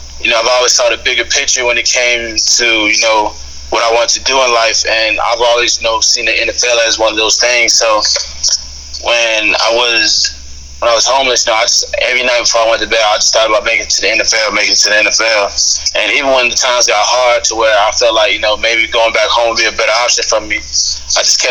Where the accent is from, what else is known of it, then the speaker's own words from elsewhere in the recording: Houston area, Texas, United States; moved away as an adult; also born or lived in Kansas / California / Mississippi; I grew up watching the Texans my whole life